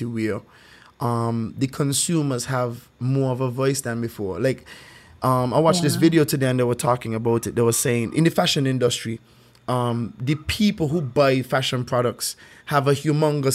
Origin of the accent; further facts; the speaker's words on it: St. Kitts & Nevis; I grew up here, so like I grew up in Saint Kitts